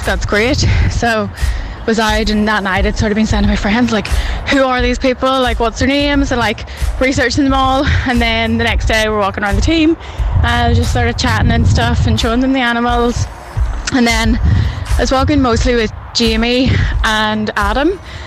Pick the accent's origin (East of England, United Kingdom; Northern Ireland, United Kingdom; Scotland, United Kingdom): Northern Ireland, United Kingdom; Armagh; moved away as an adult; also born or lived in Sydney, Australia; So, I'm from Armagh, and I was living over in Sydney, working in Taronga Zoo